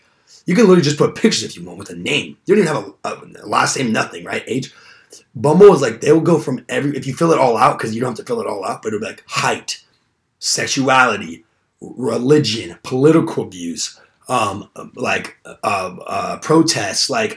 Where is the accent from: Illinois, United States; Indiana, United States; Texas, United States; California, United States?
California, United States; Southern; moved away; I'm from SoCal